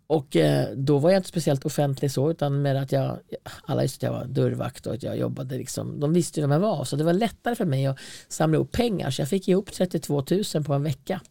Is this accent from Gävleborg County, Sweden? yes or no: yes; Hälsingland, Gävleborg County, Sweden; also born or lived in Stockholm; Jag var ändå född i Stockholm och kom till Hälsingland